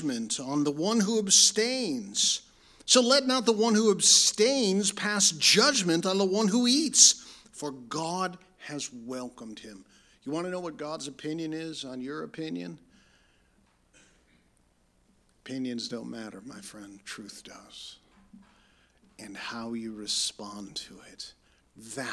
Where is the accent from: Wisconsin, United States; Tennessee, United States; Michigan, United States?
Michigan, United States; Lansing; also born or lived in Detroit, Michigan; I was born in Detroit and raised in Lansing